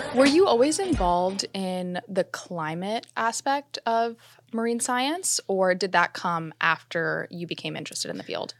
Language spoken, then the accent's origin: English; South Florida, United States; Growing up in South Florida, we were taught in school about mangroves